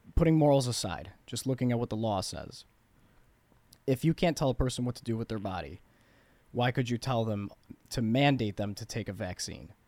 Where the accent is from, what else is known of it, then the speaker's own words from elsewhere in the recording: Bloomingdale, Illinois, United States; I grew up in Bloomingdale